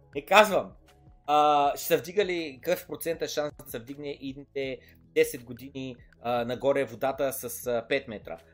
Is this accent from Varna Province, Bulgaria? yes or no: yes; Varna, Varna Province, Bulgaria; моят роден край Владислав изведнъж става такъв, става центъра на града